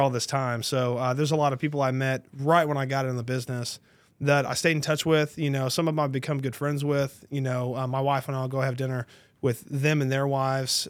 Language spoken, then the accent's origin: English; Tarrant County, Texas, United States; I was born and raised in Tarrant County, so it's kinda my stomping ground.